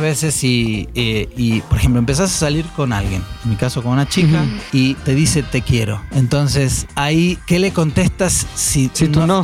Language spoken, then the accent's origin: Spanish; Argentina; now in Mexico; yo yo me fui de Argentina